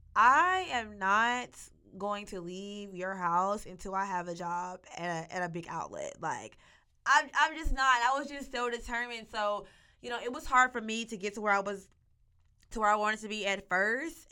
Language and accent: English; Monticello, Arkansas, United States; also born or lived in Fayetteville, Arkansas; I was born and raised in Monticello, Arkansas.